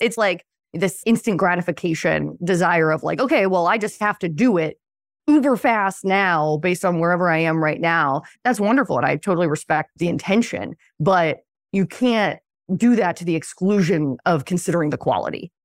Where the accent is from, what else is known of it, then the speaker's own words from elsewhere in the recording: Philadelphia, Pennsylvania, United States; I was born in Western Pennsylvania, a pretty nowhere town, and then moved to Philadelphia when I was five